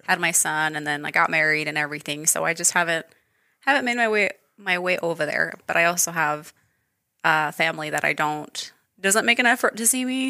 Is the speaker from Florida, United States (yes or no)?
no; Idaho Falls, Idaho, United States; also born or lived in Wenatchee Valley, Washington; so I was raised here. So I've been here my entire life.